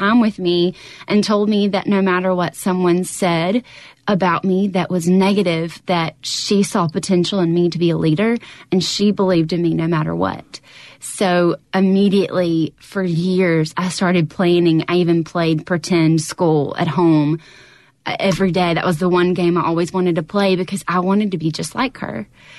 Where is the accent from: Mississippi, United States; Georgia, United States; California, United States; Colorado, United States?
Mississippi, United States; Brookhaven; I'm from Brookhaven, so that was home.